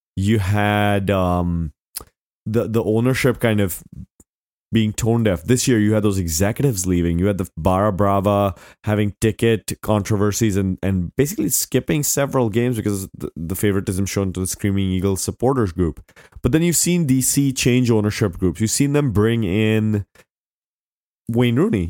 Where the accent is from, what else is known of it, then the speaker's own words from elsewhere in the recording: India; moved away; I grew up in India